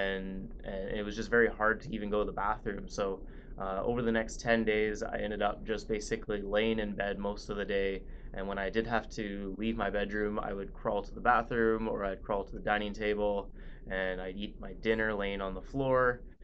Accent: Vancouver, British Columbia, Canada; I grew up in Vancouver, Canada

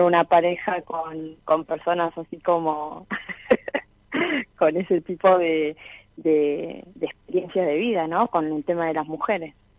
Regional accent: Miramar, Buenos Aires Province, Argentina; moved away as an adult; also born or lived in Mar del Plata; now in Comodoro Rivadavia, Argentina; Y nací en Miramar. Y estuve hasta mis 18 años. Luego me fui a vivir a Mar del Plata

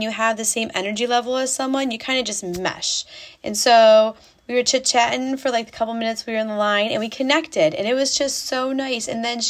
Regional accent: New York, United States; moved away as an adult; So I live in Indiana, in case you didn't know. We moved here 6 years ago from New York, where we lived for 90% of our lives.

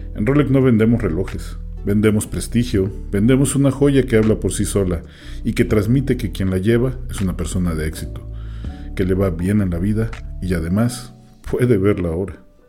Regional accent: Mexico; al menos aquí en México, porque es un dicho que nosotros decimos

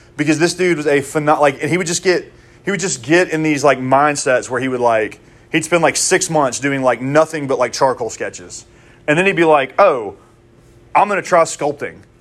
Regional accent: Mississippi, United States; I'm from Mississippi

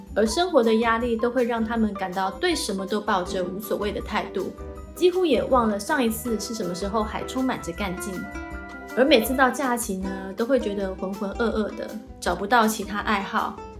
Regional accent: Taiwan; now in New Zealand; 从小在台湾常常去登山步道，爬上爬下

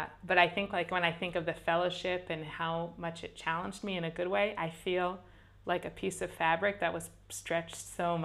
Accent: Boston, Massachusetts, United States; also born or lived in Israel; I'm also from Boston.

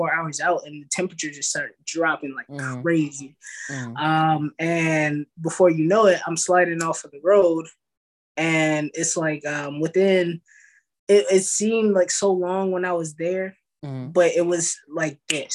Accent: California, United States; now in Dallas, United States; I'm from California, but I reside in Texas

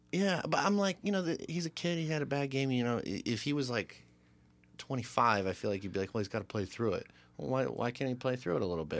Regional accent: United States; As an American

